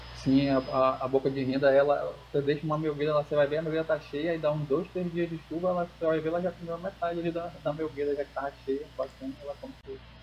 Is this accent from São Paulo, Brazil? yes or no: no; Manaus, Amazonas, Brazil; sou aqui de Manaus